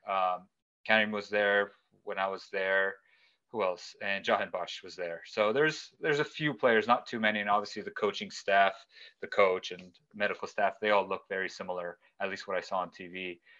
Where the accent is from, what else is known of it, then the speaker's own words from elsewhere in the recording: California, United States; born and raised in the United States in California